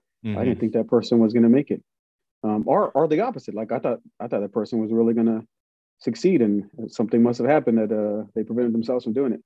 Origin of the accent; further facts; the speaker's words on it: Riverside, California, United States; moved away as an adult; So I'm born and raised in Riverside, California.